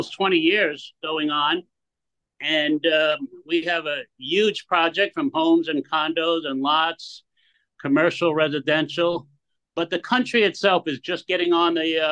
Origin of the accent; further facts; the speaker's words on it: New York, United States; moved away as an adult; now in Belize; I'm from New York